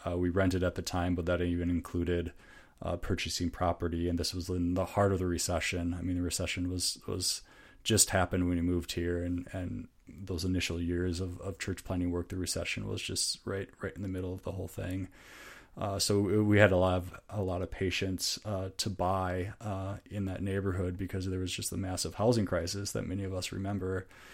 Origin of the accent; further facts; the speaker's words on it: Minnesota, United States; accent: northern; moved away as an adult; also born or lived in Chicago; we're from Minnesota, so very familiar with Minnesota culture